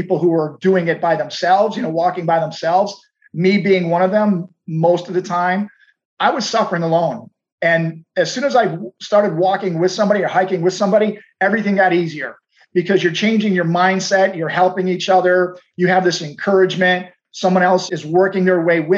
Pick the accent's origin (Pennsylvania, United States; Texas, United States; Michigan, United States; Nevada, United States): Texas, United States; Houston; I'm from Houston. It is dead flat here